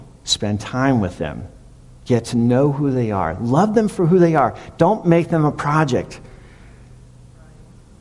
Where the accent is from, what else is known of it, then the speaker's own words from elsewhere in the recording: Maryland, United States; moved away; I'm from Maryland